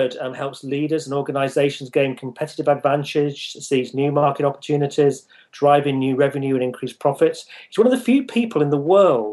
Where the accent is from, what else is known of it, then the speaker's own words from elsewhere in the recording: United Kingdom; the UK division, which is my home country